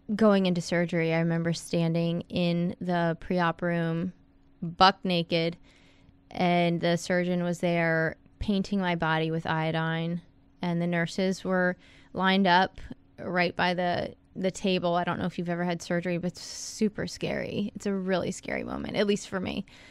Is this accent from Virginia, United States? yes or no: yes; Fairfax, Virginia, United States; moved away as an adult; also born or lived in Wilmington, North Carolina; now in Miami Beach, United States; I'm from Northern Virginia, Fairfax, right outside of D C. I live in Miami Beach